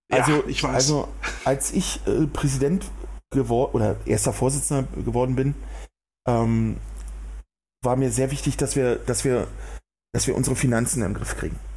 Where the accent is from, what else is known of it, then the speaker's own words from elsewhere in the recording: Berlin, Germany; man spürt richtig, wie die Menschen nach Bewegung sabbern, wenn ich das mal so als Berliner sagen darf ja, also es ist wirklich so.